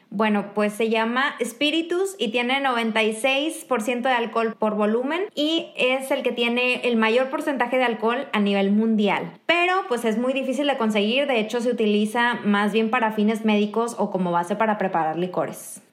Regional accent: Mexico; moved away as an adult; now in Kraków, Poland; una mexicana viviendo en Polonia

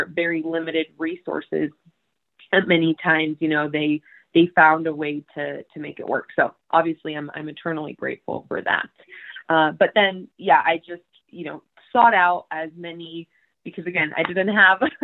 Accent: Texas, United States; I grew up in Texas

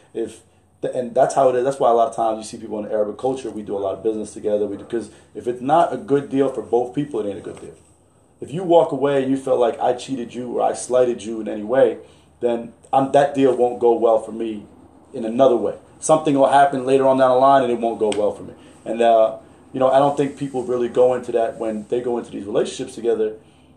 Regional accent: New York City, New York, United States; moved away; also born or lived in Alexandria, Egypt; I'm from Brooklyn

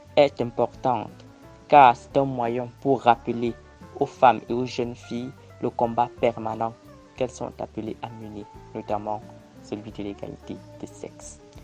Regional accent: Cameroon; Je suis camerounais et étudiant à l'Université de Yaoundé

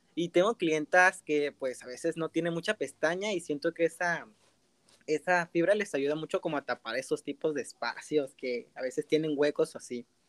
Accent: Tijuana, Baja California, Mexico; soy del estado de Baja California, eh, del municipio de Tijuana

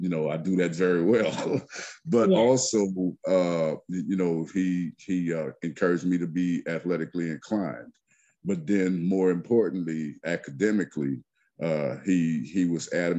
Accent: Lafayette, Louisiana, United States; I hail from the Macomb section of Lafayette, Louisiana

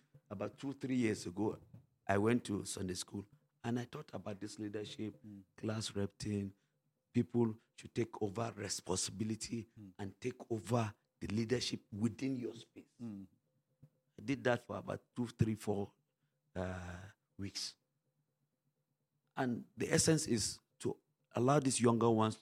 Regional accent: Wamba, Nasarawa, Nigeria; I'm from Wamba

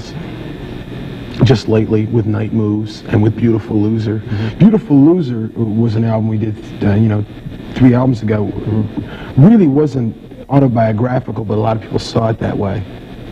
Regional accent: Detroit, Michigan, United States; since I'm from Detroit

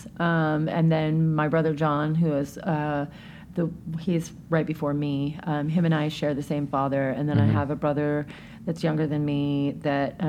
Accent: Tacoma, Washington, United States; now in Seattle, United States; That was where I was born and raised

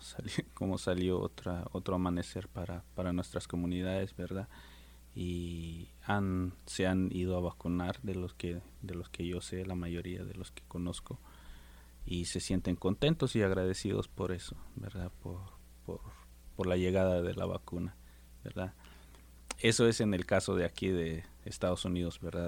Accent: Guatemala; Soy de Guatemala y soy maya hablante quiché

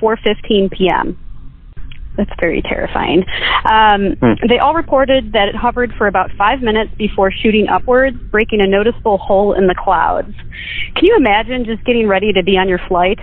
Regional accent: Chicago, Illinois, United States; I am from Chicago.

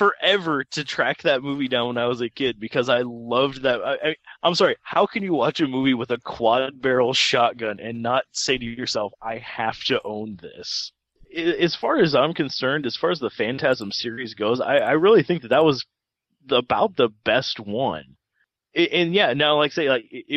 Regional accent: United States; born or raised there

